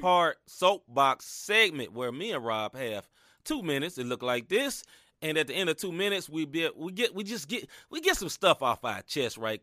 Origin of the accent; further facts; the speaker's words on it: Tennessee, United States; I'm from Tennessee